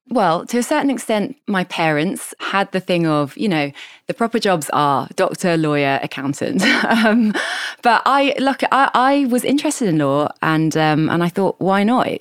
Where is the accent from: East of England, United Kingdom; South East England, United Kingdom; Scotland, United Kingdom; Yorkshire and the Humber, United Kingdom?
South East England, United Kingdom; Kent, suburban London; I was born in London, and I grew up in kind of suburban London in Kent, which is kind of southeast of London